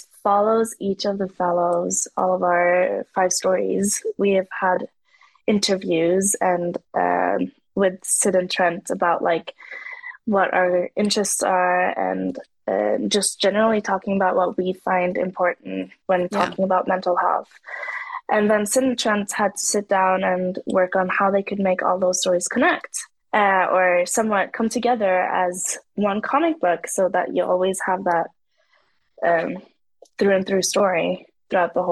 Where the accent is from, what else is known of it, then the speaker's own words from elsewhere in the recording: Norway; I'm half native Norwegian, so I have a whole different story on the side from Africa as well